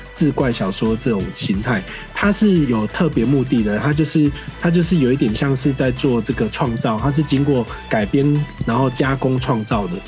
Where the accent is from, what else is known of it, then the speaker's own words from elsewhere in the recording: Kaohsiung, Taiwan; 因为我高雄人，我在我细汉，我就捌听过寿山有那个